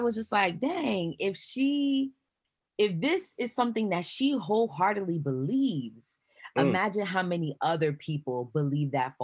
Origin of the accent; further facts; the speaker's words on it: New York, United States; I'm Haitian American, born and raised here in New York